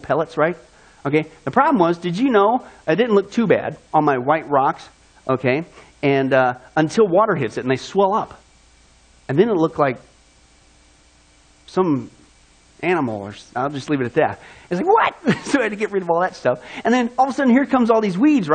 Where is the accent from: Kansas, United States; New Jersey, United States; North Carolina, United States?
Kansas, United States; moved away; also born or lived in California; I grew up in Kansas